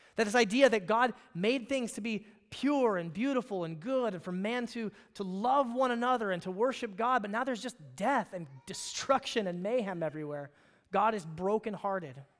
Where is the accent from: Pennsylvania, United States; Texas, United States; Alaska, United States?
Alaska, United States; moved away; I grew up in Alaska